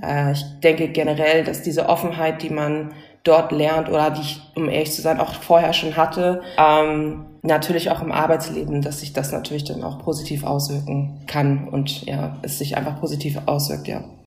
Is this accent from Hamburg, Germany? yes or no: yes; Hamburg, Germany; moved away as an adult; now in Berlin, Germany; ich komme ja ursprünglich aus Hamburg